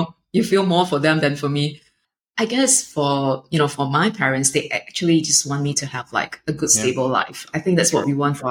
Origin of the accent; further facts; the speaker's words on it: Singapore; growing up in Singapore